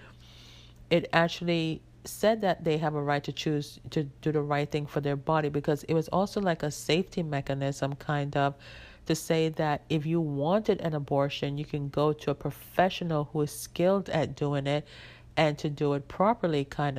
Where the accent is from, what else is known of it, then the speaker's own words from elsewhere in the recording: Jamaica; I grew up in Jamaica where it is mostly like, when I grew up, we wore uniforms